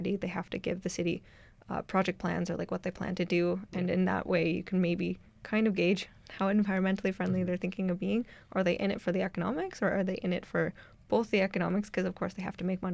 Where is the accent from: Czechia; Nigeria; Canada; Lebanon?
Canada; Ontario; now in Edmonton, Canada; I'm from Ontario